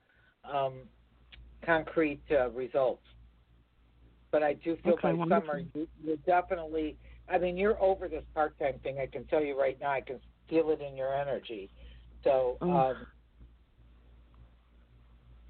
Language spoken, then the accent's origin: English; Chicago, Illinois, United States; I'm a girl from Chicago